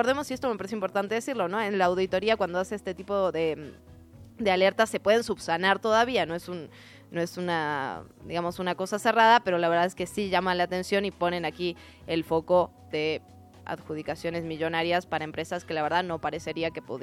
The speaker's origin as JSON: {"language": "Spanish", "region": "Mexico City", "country": "Mexico", "said": "todos somos chilangos y chilangas y chilangues."}